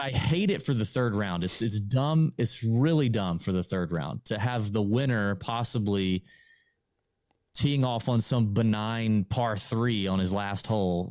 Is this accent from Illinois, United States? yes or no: no; Augusta, Georgia, United States; We're both born and raised in Augusta